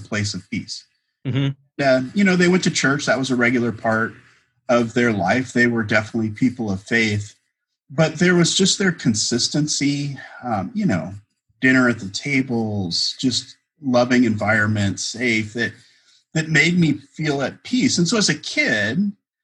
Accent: Bay Area, California, United States; I grew up in the Bay Area, California

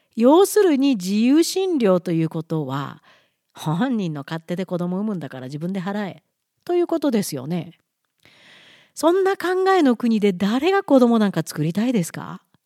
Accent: Japan; moved away as an adult; now in Alberta, Canada; 生まれ育ち長い長い間暮らし子供も育てた母国日本

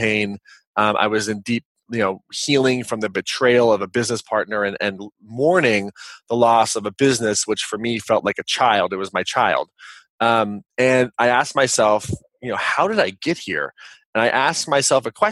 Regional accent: Kansas, United States; moved away as an adult; also born or lived in Los Angeles, California; I am a kid from Kansas, and I moved out to Los Angeles

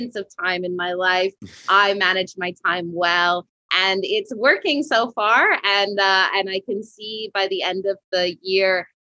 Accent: west coast of Canada, Canada; now in Montreal, Canada; I'm not originally from Montreal, Quebec. I'm originally from the west coast of Canada, which is a lot like California.

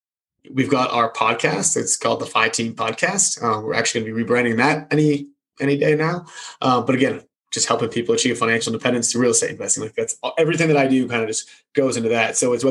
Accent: New England, United States; I grew up in New England. So I know you hate him. I know you're still hurting.

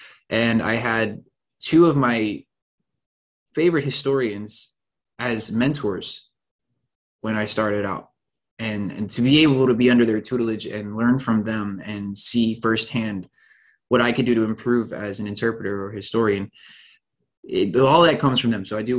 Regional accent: Spotsylvania, Virginia, United States; How could this happen in my hometown?

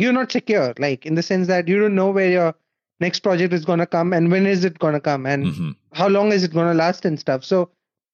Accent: India; moved away as an adult; now in Berlin, Germany; I was born and raised in India

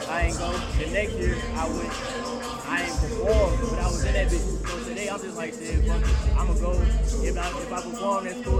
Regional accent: Charlotte, North Carolina, United States; Being born and raised from here, you know what I'm saying? West Boulevard

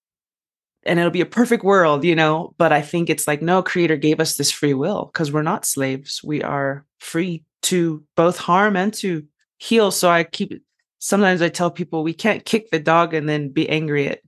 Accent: United States; as an American woman, although I am Native American

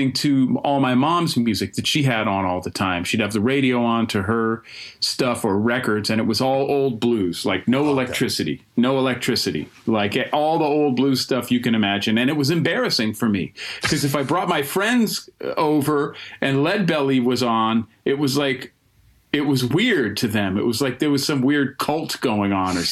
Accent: Berkeley, California, United States; also born or lived in New Jersey; now in Greensboro, United States; I grew up in Berkeley in the Bay Area, went to Berkeley High

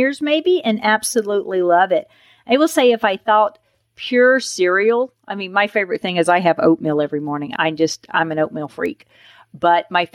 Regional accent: the South, United States; I was raised on Miracle Whip. I'm from the South.

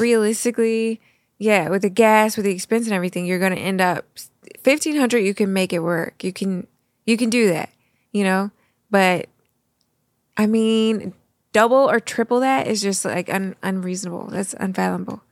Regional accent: Missouri, United States; now in Florida, United States; we come from the Midwest. We come from Missouri.

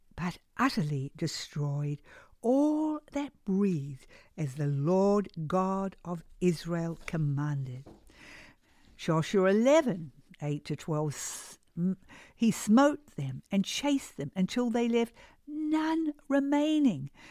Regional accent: New Zealand; moved away; I grew up in New Zealand

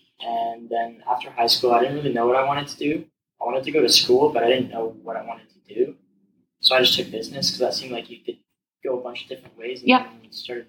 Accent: Redcliff, Alberta, Canada; I grew up in Redcliffe, kind of went through that whole school system.

